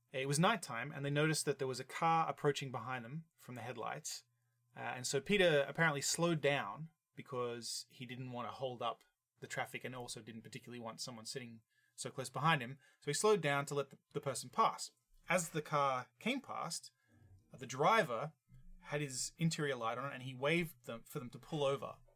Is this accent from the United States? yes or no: no; Australia; I'm from Australia